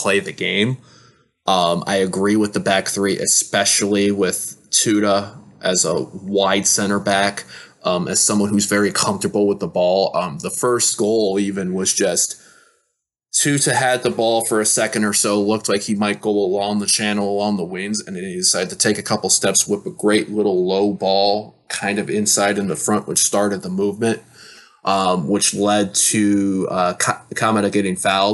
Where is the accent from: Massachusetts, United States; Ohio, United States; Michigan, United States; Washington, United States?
Michigan, United States; Detroit; I was from the Detroit area